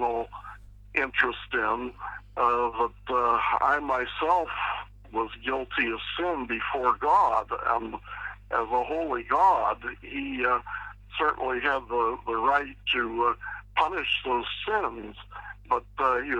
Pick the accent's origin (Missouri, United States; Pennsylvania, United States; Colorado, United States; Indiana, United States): Pennsylvania, United States; Pittsburgh; I was raised in Pittsburgh, Pennsylvania